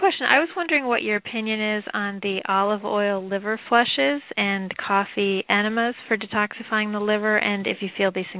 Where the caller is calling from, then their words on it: Massachusetts, United States; I'm calling from Massachusetts.